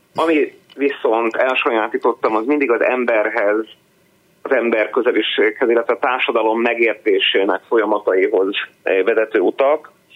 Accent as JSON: {"language": "Hungarian", "town": "Tiszalök", "region": "Szabolcs-Szatmár-Bereg", "country": "Hungary", "tie": "born or raised there", "also_born_or_lived": "Budapest", "lives_now": "Nyíregyháza, Hungary", "said": "Én Iregyháza mellett uh-huh. egy kis településen, Tiszelökön születtem, ott dobban a szív."}